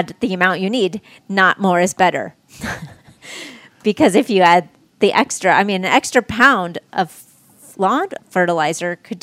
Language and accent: English; Leesburg, Indiana, United States; So I'm from here. I grew up in Leesburg.